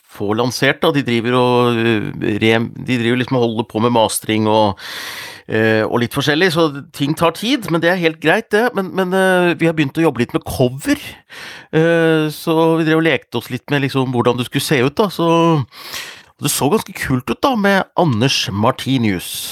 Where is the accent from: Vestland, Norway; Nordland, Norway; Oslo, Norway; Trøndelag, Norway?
Nordland, Norway; Hundalen; moved away; i familien min hjemme, hjemme i Hundalen